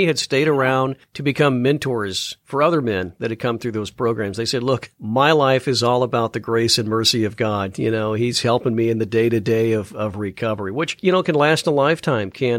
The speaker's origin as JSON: {"language": "English", "town": "Chicago", "region": "Illinois", "country": "United States", "said": "I'm from the Chicago area, and, you know, Navy Pier is a very popular attraction here"}